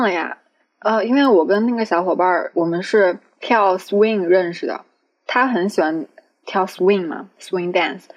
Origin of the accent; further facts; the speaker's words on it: Changsha, Hunan, China; 因为我是长沙人嘛